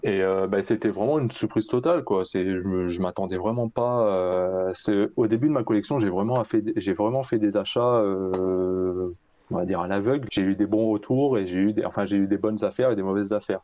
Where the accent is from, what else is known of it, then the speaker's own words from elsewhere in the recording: Paris, Île-de-France, France; j'habite à Paris depuis que je suis euh, bah, depuis que je suis né